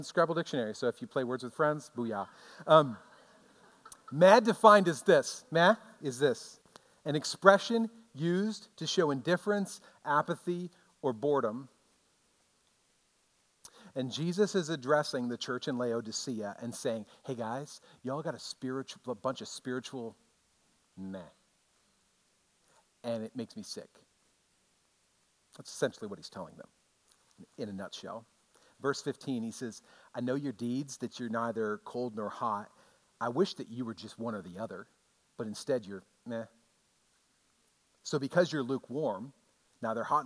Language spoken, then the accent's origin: English; United States; as an American Christian